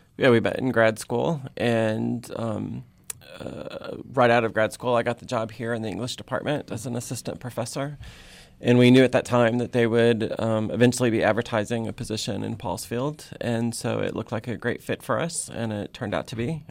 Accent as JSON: {"language": "English", "region": "Texas", "country": "United States", "tie": "born or raised there", "also_born_or_lived": "Oklahoma / Indiana / Tennessee", "moved": "as an adult", "lives_now": "Athens, Ohio, United States", "said": "my home state of Texas"}